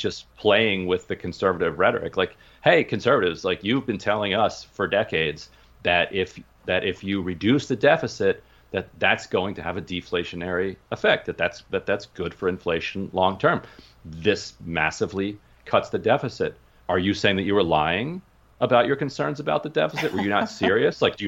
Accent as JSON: {"language": "English", "region": "Pennsylvania", "country": "United States", "tie": "born or raised there", "said": "I was born in Pennsylvania."}